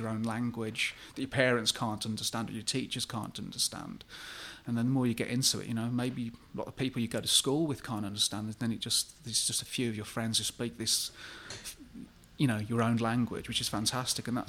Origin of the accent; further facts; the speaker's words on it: Birmingham, West Midlands, United Kingdom; growing up in Birmingham